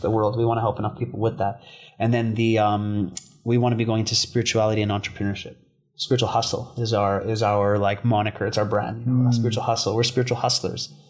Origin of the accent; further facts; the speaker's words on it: Vancouver, British Columbia, Canada; moved away as an adult; now in Bali, Indonesia; I was a product of my environment growing up in East Vancouver